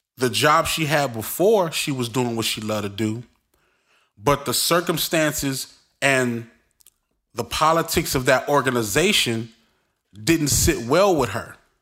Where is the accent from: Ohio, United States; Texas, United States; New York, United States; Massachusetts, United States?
New York, United States; New York City; I'm from Brooklyn